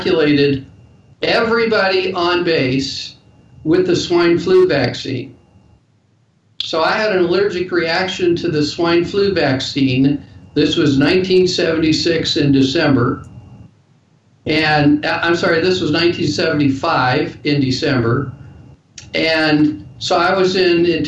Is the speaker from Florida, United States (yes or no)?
no; Denver, Colorado, United States; I was born and raised in Denver, Colorado